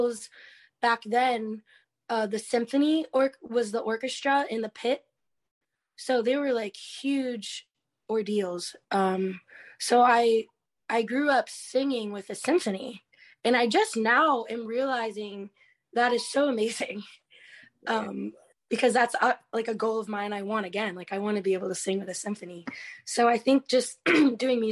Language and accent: English; Key West, Florida, United States; I've come full circle in Key West because I grew up with it being very artsy